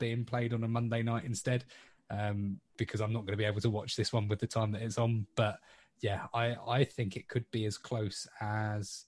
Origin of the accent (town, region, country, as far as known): England, United Kingdom